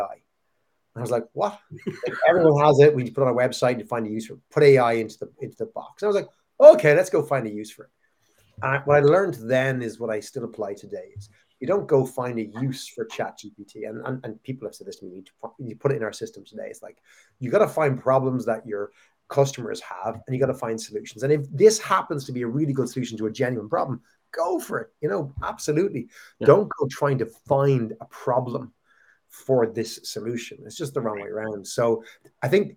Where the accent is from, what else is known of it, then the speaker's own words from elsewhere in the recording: Ireland; when I was a kid growing up in Ireland